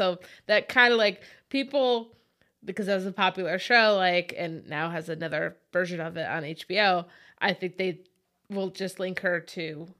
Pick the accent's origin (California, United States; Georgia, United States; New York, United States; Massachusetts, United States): New York, United States; Syracuse; I mean, we grew up in Syracuse.